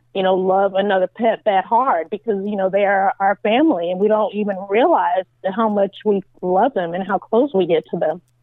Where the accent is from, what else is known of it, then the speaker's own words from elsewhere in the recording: California, United States; moved away as an adult; also born or lived in New York; now in Virginia, United States; I was born in New York, and I lived there until I was nine years old, and then I moved to California, of course, to do the show and I lived out there, gosh, my entire life.